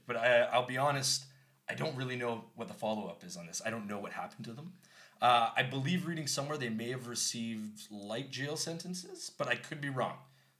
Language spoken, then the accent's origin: English; Canada; I'm from Canada.